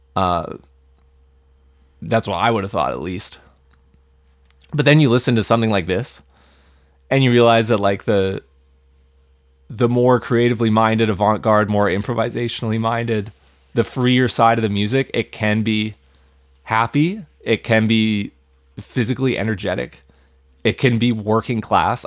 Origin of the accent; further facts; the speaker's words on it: Vancouver, British Columbia, Canada; I, I grew up here